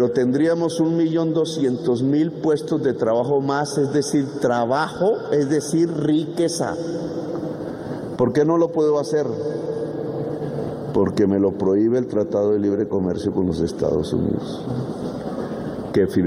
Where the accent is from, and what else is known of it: Colombia